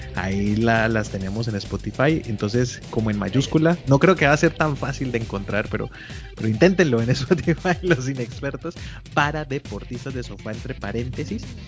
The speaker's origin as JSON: {"language": "Spanish", "country": "Colombia"}